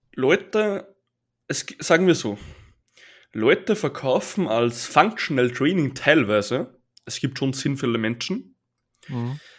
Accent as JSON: {"language": "German", "country": "Austria", "said": "bei uns heißt es Bundesheer"}